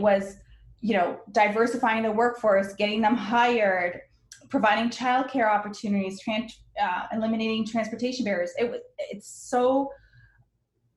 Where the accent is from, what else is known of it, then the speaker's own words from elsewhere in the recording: Windsor, Ontario, Canada; also born or lived in Lebanon; my family immigrated to Canada when I was one, I was born in Lebanon. We grew up poor